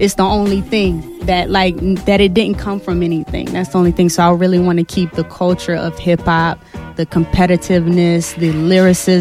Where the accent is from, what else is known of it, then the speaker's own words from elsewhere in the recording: Richmond, Virginia, United States; I'm from Richmond, Virginia